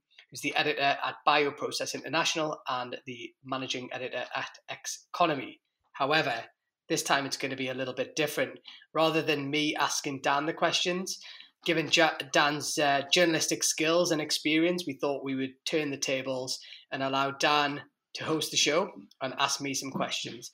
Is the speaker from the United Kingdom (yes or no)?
yes; Newcastle upon Tyne, North East England, United Kingdom; moved away as an adult; now in United States; I was brought up in Newcastle, in the northeast of England